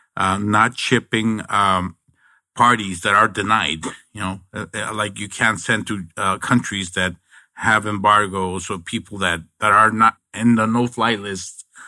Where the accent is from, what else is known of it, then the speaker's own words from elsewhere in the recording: Nogales, Sonora, Mexico; now in Arizona, United States; I'm originally from Nogales, Mexico